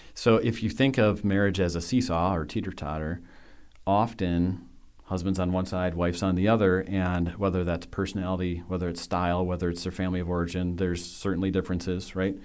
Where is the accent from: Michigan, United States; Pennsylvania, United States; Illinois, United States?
Michigan, United States; West; I grew up in West Michigan